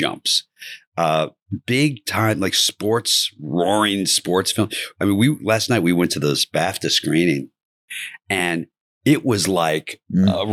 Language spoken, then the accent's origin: English; Kentucky, United States; I'm from Kentucky, so I love the University of Kentucky